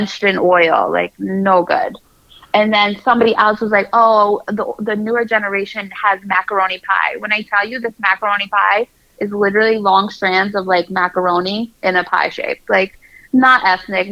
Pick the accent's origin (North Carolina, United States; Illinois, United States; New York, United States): New York, United States; as a New Yorker